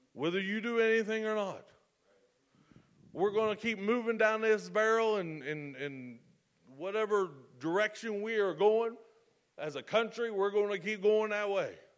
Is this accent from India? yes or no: no; United States; I'm an American